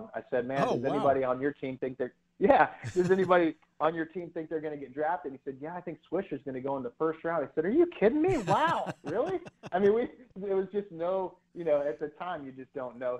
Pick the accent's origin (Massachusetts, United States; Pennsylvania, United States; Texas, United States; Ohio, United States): Ohio, United States; Columbus; moved away as an adult; me being a Columbus kid